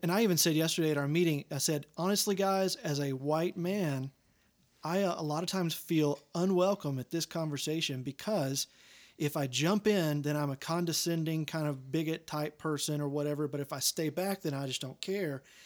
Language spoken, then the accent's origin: English; Longview, Texas, United States; seventy-five miles south of that, Longview